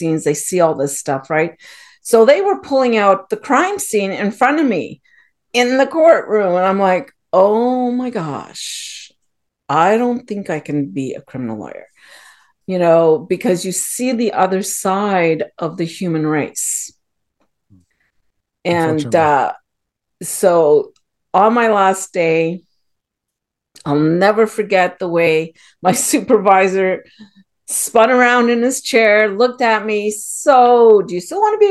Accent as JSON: {"language": "English", "town": "Ottawa", "region": "Ontario", "country": "Canada", "tie": "born or raised there", "moved": "as an adult", "lives_now": "United States", "said": "I was born and raised in Ottawa, which is in Canada"}